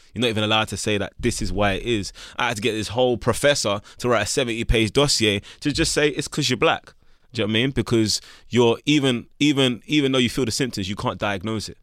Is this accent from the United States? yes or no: no; London, United Kingdom; But growing up in Camden Town is where I come from